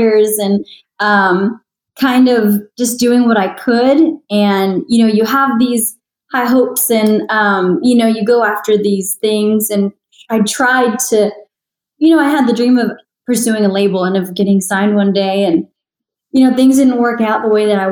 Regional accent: San Antonio, Texas, United States; also born or lived in Los Angeles; I performed around San Antonio, my hometown, for so many years

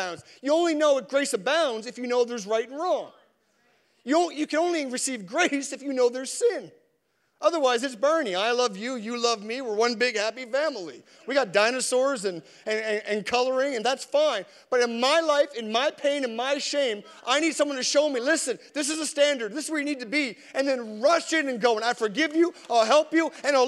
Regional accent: Canada; as a Canadian

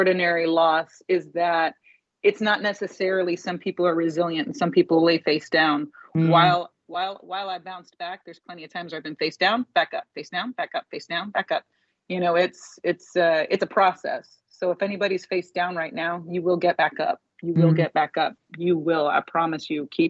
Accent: Indianapolis, Indiana, United States; now in Los Angeles, United States; my friends and my teachers back in Indianapolis, my hometown.

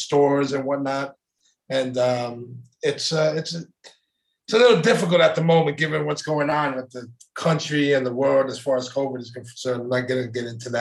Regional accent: Brooklyn, New York, United States; also born or lived in Coral Springs, Florida / Tamarac, Florida; now in Greece; I was born and raised in Brooklyn until 86

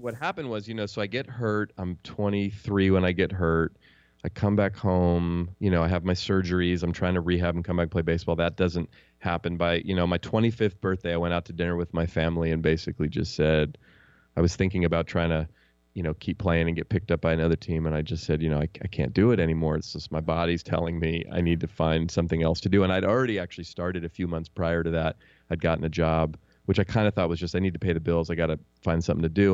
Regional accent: Oakland, California, United States; also born or lived in Marin County; I grew up in Oakland where the Warriors play. I still live here in the Bay Area

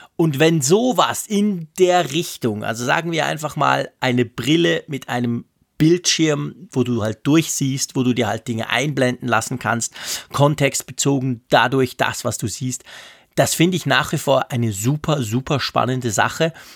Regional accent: Switzerland; also born or lived in Bern; als Schweizer

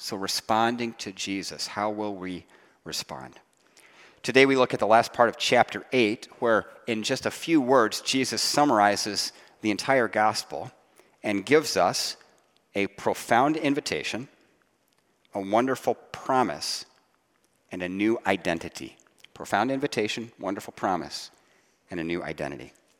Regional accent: Ohio, United States; I grew up in Ohio

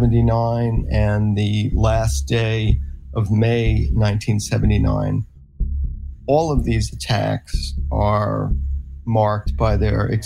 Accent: Wantagh, New York, United States; Todd and I are from the same hometown. We're both from Wantagh, New York

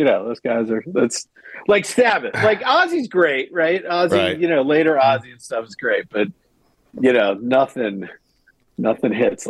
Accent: Detroit, Michigan, United States; born there; I was born in Detroit, so maybe I just got sold.

